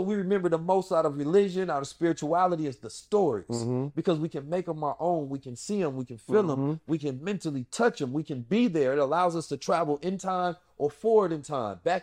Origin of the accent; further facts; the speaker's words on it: St. Louis, Missouri, United States; moved away; also born or lived in Oakland, California; Growing up in South St. Louis